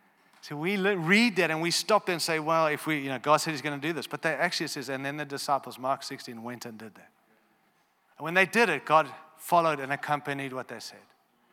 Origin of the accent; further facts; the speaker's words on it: Australia; but I am an Australian too, so I am silly